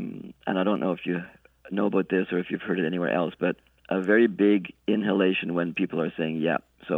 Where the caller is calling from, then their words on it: Montreal, Quebec, Canada; also born or lived in Nova Scotia; I'm calling from Montreal. And I used to live in Nova Scotia